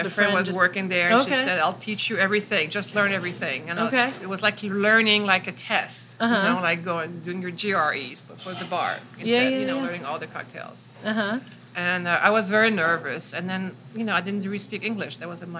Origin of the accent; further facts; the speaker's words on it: Montreal, Quebec, Canada; first language French; English is a second language; now in New York, United States; So I grew up in a very French-speaking neighborhood in Montreal